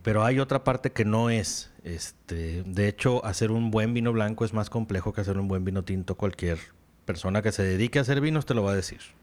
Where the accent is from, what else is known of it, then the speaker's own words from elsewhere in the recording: Mexico; aquí en México